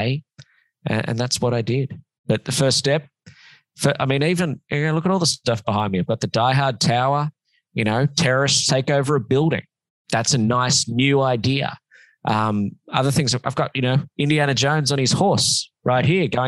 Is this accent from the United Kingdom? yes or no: no; Sydney, New South Wales, Australia; moved away as an adult; now in Los Angeles, United States; I lived in Sydney for a long time